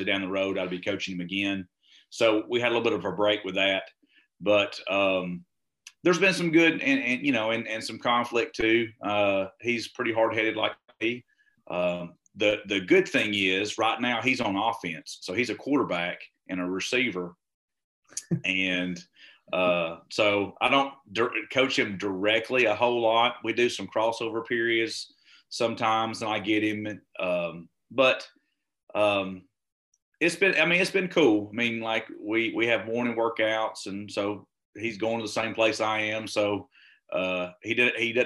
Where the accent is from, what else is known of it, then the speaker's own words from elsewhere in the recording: Alabama, United States; also born or lived in Texas; I'm originally from Alabama